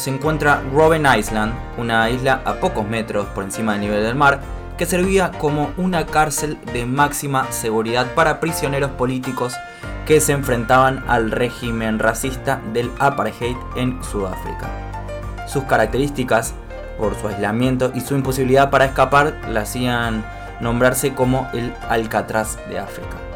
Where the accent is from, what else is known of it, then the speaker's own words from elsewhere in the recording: Argentina; como argentinos y creo que también como sudamericanos